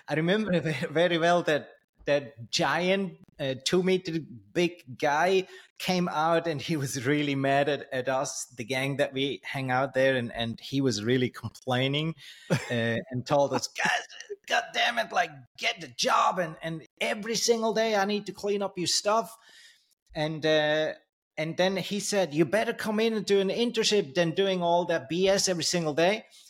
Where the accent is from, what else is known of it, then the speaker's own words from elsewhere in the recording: Switzerland; also born or lived in Thailand; I grew up in Switzerland